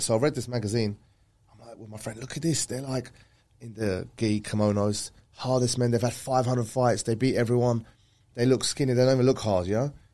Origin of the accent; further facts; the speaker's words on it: Canvey Island, East of England, United Kingdom; also born or lived in North London; now in Dubai, United Arab Emirates; I was born in North London and my, we, family moved to Essex at the age of like ten, eleven. Canvey Island